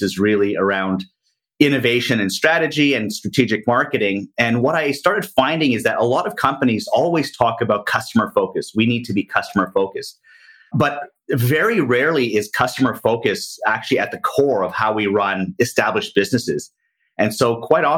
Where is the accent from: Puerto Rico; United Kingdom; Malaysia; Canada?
Canada; Toronto, Ontario; moved away as an adult; now in Asia; I'm Canadian from Toronto, Canada, have been living out in Asia for the past 20 years